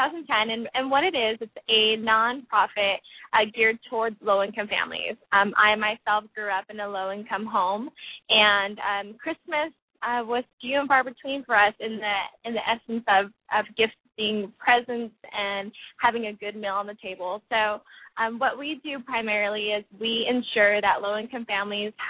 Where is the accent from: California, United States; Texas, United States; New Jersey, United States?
California, United States; having been born and raised in California